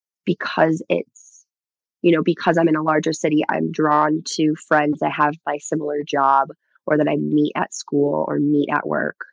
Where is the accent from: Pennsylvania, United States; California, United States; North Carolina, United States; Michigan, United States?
Michigan, United States; because I grew up skiing in Michigan, I'm just not as good as anyone else here